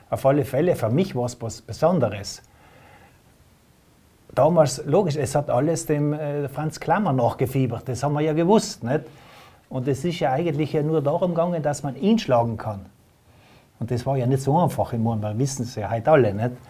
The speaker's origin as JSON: {"language": "German", "region": "Trentino-Alto Adige", "country": "Italy", "said": "hat man bei uns in Südtirol gewusst, das, hat man, das weiß man in Italien."}